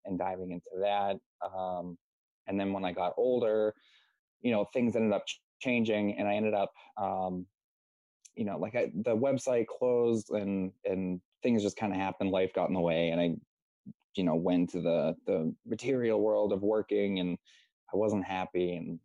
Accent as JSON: {"language": "English", "area": "South Shore", "region": "Massachusetts", "country": "United States", "said": "I'm from Massachusetts over in the United States, in like the South Shore area"}